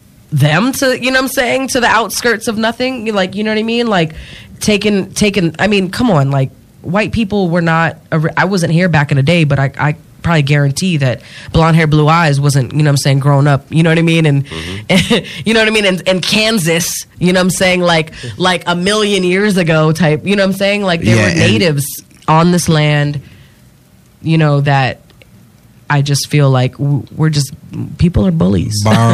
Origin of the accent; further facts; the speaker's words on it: Japan; I grew up in Japan, so I've always been a foreigner. You know what I mean? Not living in where I'm, like, the country I belong to. I was born in Japan, but I was born on a military base, so I am a U.S. citizen.